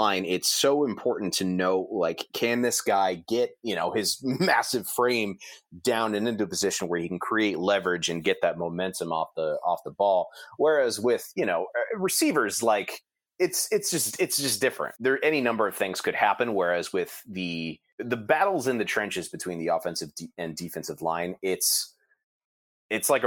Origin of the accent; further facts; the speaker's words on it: Ohio, United States; I grew up in Ohio